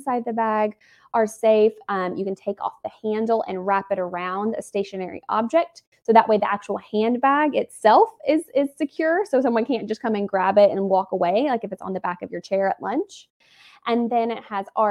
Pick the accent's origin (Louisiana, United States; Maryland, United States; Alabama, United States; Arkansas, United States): Alabama, United States; the South; moved away as an adult; also born or lived in Atlanta, Georgia; now in Los Angeles, United States; I'm from the South and I live